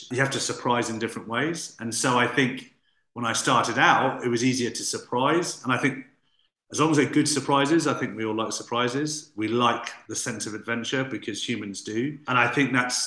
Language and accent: English; United Kingdom; Being very British